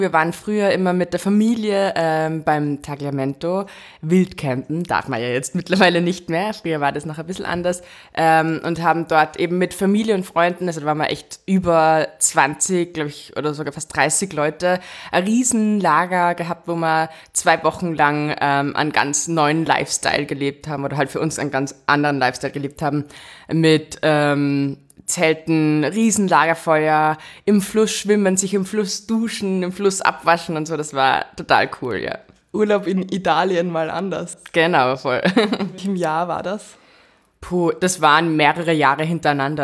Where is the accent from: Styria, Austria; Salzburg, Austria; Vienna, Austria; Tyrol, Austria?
Salzburg, Austria; am liebsten sind wir da zum Anifer Waldbad bei uns in Salzburg gefahren